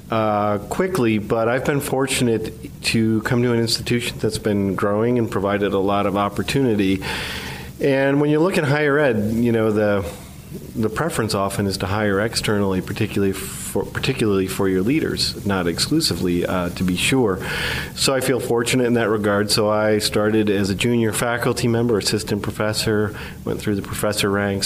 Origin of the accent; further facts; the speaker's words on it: upstate New York, United States; moved away as an adult; also born or lived in Tucson, Arizona; now in Erie, United States; I grew up in upstate New York